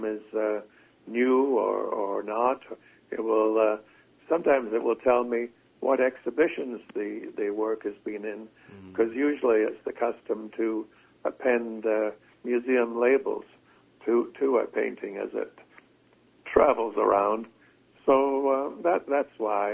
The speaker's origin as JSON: {"language": "English", "town": "Victoria", "region": "British Columbia", "country": "Canada", "tie": "born or raised there", "said": "I grew up mostly in Victoria, B.C."}